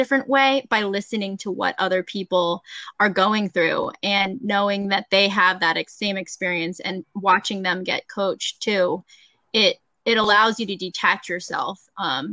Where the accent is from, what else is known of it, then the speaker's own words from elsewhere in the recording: Delaware, United States; I grew up in Delaware